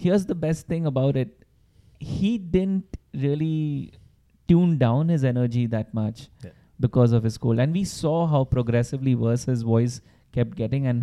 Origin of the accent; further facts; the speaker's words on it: India; we are Indian